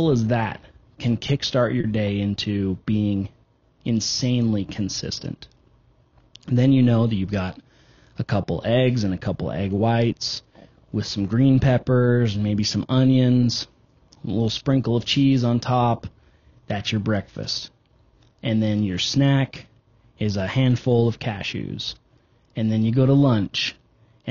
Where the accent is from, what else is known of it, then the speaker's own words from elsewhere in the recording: United States; we're American